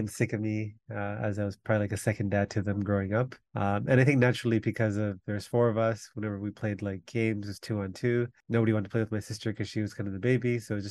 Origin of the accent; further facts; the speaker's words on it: Toronto, Ontario, Canada; also born or lived in Jaffna, Sri Lanka; We came and grew up in Malvern